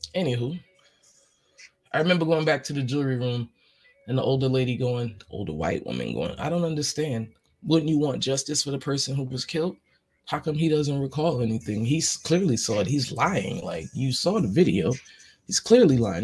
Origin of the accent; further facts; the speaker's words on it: New York, United States; I'm from New York.